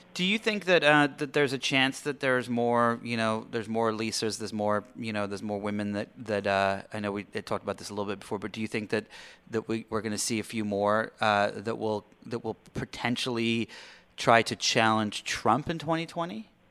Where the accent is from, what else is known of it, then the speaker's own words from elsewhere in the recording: England, United Kingdom; now in Los Angeles, United States; I am the Brit